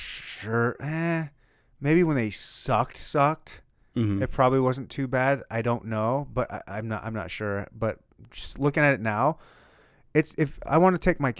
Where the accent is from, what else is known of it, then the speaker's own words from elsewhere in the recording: Michigan, United States; I was born and raised in Michigan and bounced around all over the place.